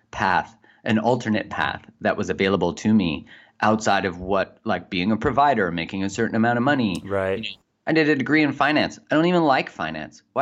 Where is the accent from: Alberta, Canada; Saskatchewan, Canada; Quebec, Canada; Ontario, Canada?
Alberta, Canada; Calgary; in Calgary in Canada.